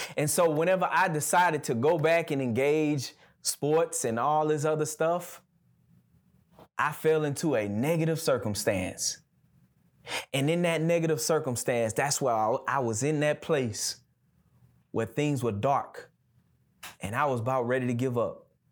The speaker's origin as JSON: {"language": "English", "region": "Gulf Coast", "country": "United States", "moved": "yes", "lives_now": "Birmingham, United States", "said": "I'm from the Gulf Coast, so everything where I'm from is flat, right? So, I can remember when I first got to Birmingham"}